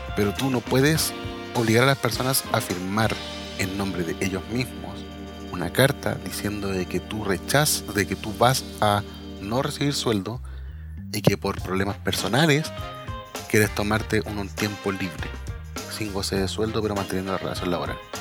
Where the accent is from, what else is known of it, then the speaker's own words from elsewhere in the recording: Chile; somos chilenos